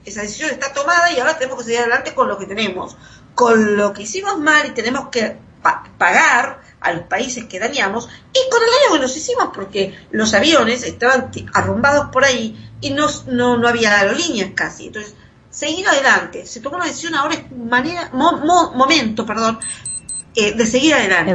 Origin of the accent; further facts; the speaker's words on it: Argentina; Pasamos por eso los argentinos